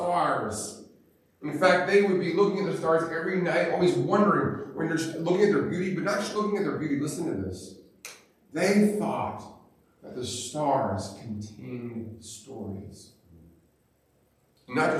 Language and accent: English; Montana, United States; I grew up in Montana, and I grew up going hiking